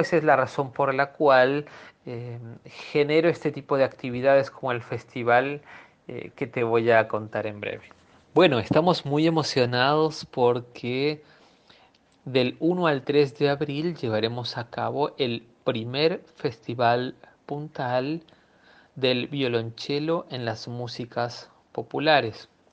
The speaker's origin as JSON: {"language": "Spanish", "country": "Peru", "tie": "born or raised there", "also_born_or_lived": "Buenos Aires, Argentina", "moved": "as an adult", "lives_now": "Argentina", "said": "Nací en Perú y en el año 93 me trasladé a Buenos Aires para mm, estudiar en el Conservatorio Nacional."}